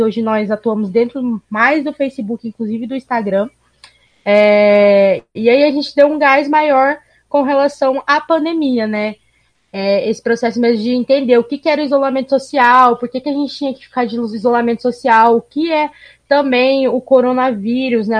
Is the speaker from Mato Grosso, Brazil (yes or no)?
yes; Cuiabá, Mato Grosso, Brazil; accent: Cuiabano dialect; Nós aqui em Cuiabá temos, como vários outros lugares do país, temos o nosso dialeto